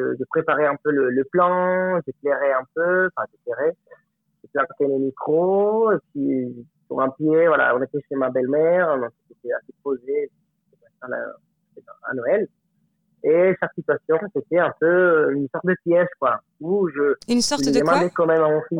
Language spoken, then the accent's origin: French; Colombia; French is a second language; moved away as an adult; also born or lived in Alpes-de-Haute-Provence, France; now in France; j'ai 34 ans et ça fait 10 ans que je suis en France. Je viens de Colombie.